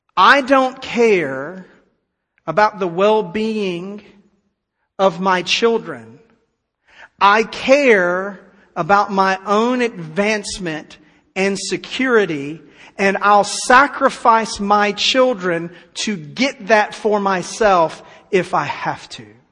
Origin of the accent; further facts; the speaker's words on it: United States; I'm glad to live in America